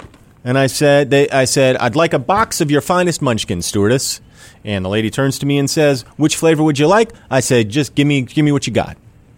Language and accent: English; New Jersey, United States; When I was growing up in New Jersey.